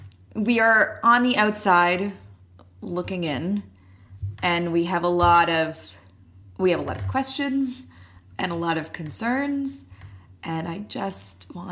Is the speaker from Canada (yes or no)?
yes; Canada; Obviously, we are Canadian